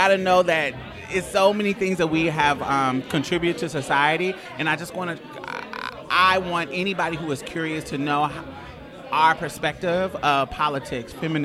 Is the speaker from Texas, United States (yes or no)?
yes; Houston, Texas, United States; I'm from Houston